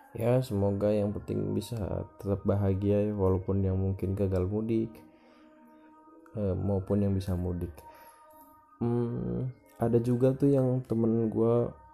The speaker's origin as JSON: {"language": "Indonesian", "region": "Banten", "country": "Indonesia", "tie": "born or raised there", "said": "yang dari luar kota tuh pada pada pulang ke kampung gua"}